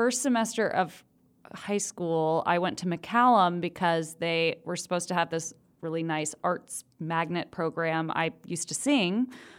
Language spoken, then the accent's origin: English; Austin, Texas, United States; I was born and raised in Austin.